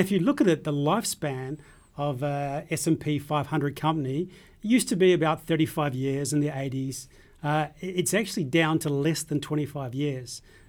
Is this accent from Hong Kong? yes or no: no; New Zealand; now in Australia; By the way, I'm from New Zealand, and I've Scottish.